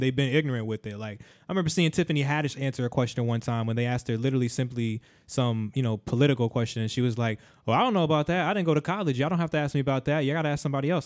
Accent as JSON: {"language": "English", "country": "United States", "said": "as an American"}